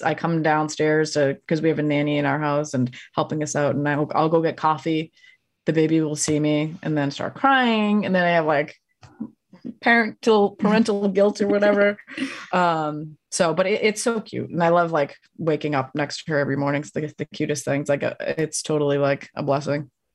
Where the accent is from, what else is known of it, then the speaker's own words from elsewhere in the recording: Massachusetts, United States; moved away; I'm originally from Massachusetts.